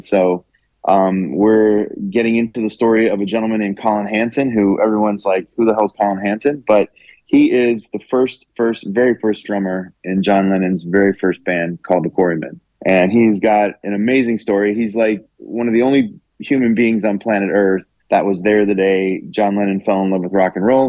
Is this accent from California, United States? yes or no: no; Orlando, Florida, United States; I'm from Orlando